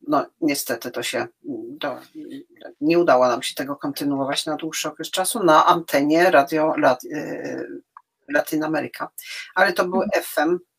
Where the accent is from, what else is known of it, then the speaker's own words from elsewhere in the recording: Warmian-Masurian Voivodeship, Poland; ja jestem z Warmii, ja wszystko